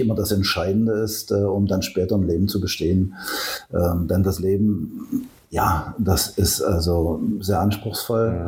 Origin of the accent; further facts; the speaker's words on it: Köthen, Saxony-Anhalt, Germany; ich bin Urköthner, bin in Köthen geboren, habe also alle Schulen, die man so als Kind und Jugendlicher durchläuft, hier durchlaufen.